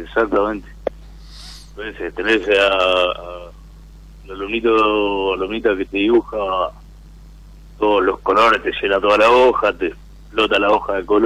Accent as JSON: {"language": "Spanish", "town": "Rosario", "region": "Santa Fe", "country": "Argentina", "said": "De Rosario."}